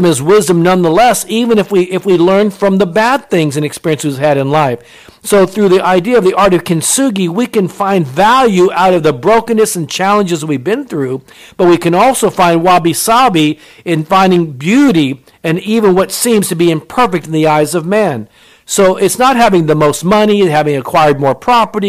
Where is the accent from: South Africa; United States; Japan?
Japan; I was born in Japan. My mother was Japanese